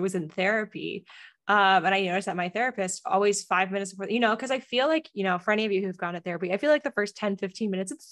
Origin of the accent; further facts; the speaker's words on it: East Coast, United States; now in San Diego, United States; I grew up on the East Coast